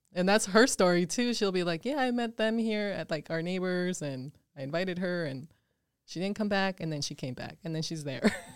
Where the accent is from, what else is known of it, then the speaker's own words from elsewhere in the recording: Twin Bridges, Montana, United States; English is a second language; also born or lived in Mexico / Dillon, Montana / Billings, Montana; I grew up in Montana in, um, in a tiny little town called Twin Bridges.